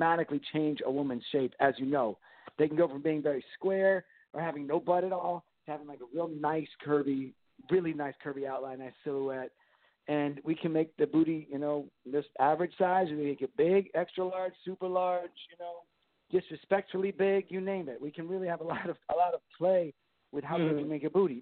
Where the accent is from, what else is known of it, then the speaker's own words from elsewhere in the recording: Miami, Florida, United States; my hometown of Miami